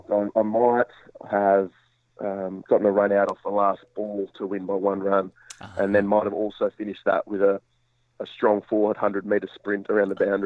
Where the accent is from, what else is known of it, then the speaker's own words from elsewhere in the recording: Western Australia, Australia; now in Melbourne, Australia; when I moved to Melbourne from Western Australia, I didn't play a game of state cricket for about 18 months.